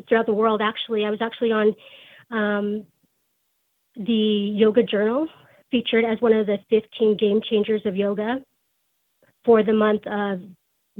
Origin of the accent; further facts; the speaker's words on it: Salt Lake City, Utah, United States; I grew up in Salt Lake City, Utah